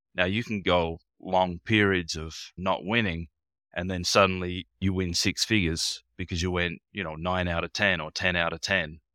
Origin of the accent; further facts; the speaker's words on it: Australia; also born or lived in Darwin; being in Australia